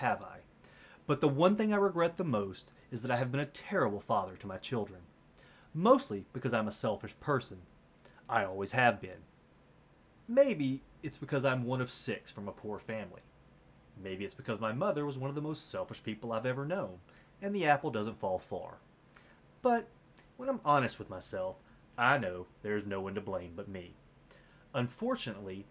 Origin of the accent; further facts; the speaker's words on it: Deep South, United States; moved away as an adult; I grew up in the Deep South, the youngest in a poor, very religious family of six